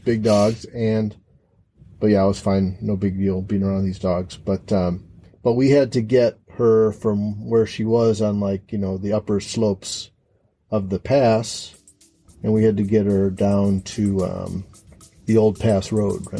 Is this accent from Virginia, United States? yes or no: no; Chicago, Illinois, United States; I'm from Chicago.